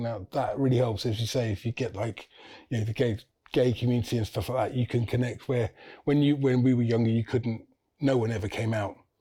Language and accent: English; St Albans, East of England, United Kingdom; I'm from St Albans in Hertfordshire, so I'm from just north of London.